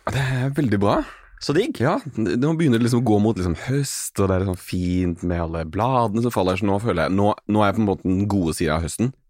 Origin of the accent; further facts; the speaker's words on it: Arendal, Agder, Norway; alltid at jeg er fra Arendal, men når folk er sånn 'Å ja, Arendal', så skjønner jeg at de vet hva Arendal er.